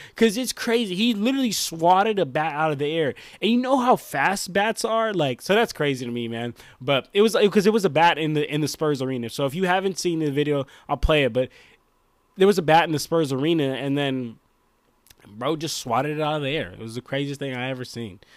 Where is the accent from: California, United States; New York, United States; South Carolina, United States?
California, United States; Bay Area; I'm from the Bay Area